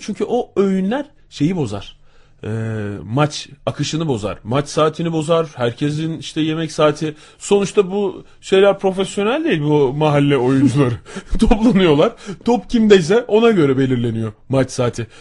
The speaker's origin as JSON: {"language": "Turkish", "region": "İzmir", "country": "Turkey", "tie": "born or raised there"}